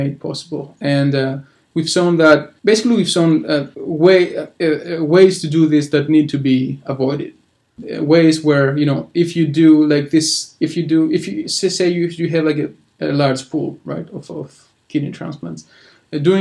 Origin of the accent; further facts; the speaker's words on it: Greece; English is a second language; moved away; I'm from Greece